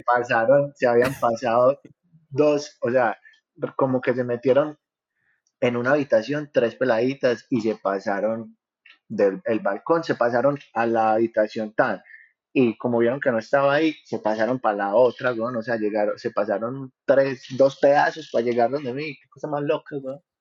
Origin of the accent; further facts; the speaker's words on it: Paisa region, Antioquia, Colombia; los paisas, gracias a Dios, pues como que nos reciben bien en todos lados